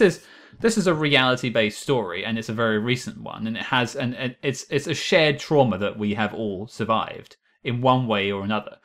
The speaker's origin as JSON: {"language": "English", "country": "United Kingdom", "said": "I'm British."}